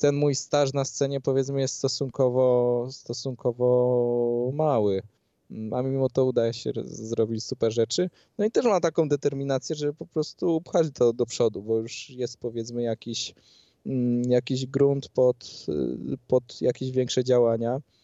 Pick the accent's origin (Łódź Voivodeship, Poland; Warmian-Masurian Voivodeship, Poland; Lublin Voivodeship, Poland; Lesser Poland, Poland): Lesser Poland, Poland; Skała; pochodzę spod krakowskiej ska skały, mamy 4000 mieszkańców